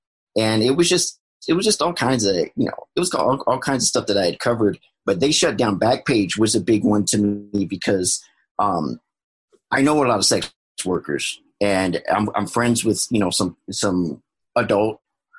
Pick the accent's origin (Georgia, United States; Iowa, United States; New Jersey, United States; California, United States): California, United States; Oakland; I'm from Oakland